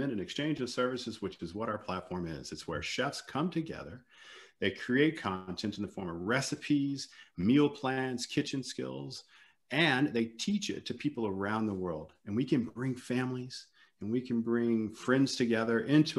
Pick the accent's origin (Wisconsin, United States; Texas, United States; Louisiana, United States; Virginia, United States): Louisiana, United States; Lafayette; moved away as an adult; also born or lived in Atlanta, Georgia / New Orleans / London; now in Germany; I'm originally from South Louisiana, Lafayette